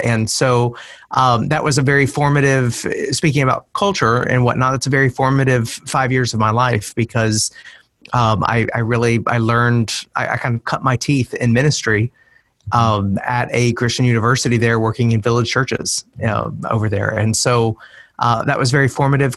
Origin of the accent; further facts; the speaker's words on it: Middle Tennessee, United States; moved away as an adult; it's been a long route back to my to Middle Tennessee, and I'm living in my hometown um, again.